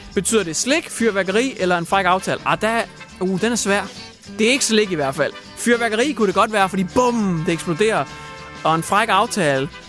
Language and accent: Danish; Hjørring, North Denmark Region, Denmark; min hjemby